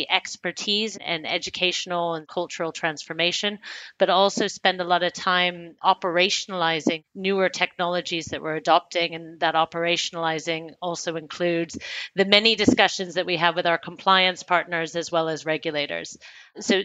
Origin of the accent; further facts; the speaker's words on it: United States; moved away as an adult; also born or lived in United Kingdom / Hong Kong; now in Frankfurt, Germany; I'm American by birth and education, but I have spent my full working career predominantly outside of the US, mostly in the UK, but also spent 6 years in Asia Pacific based out of Hong Kong. And now I've been in Germany based out of Frankfurt